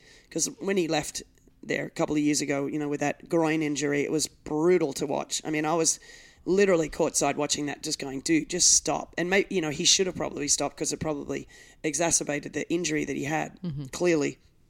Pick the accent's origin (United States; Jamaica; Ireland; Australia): Australia; As an Australian